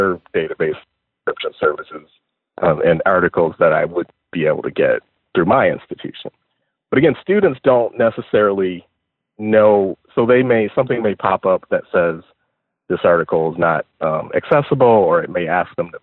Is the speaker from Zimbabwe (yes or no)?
no; Detroit, Michigan, United States; I am from Detroit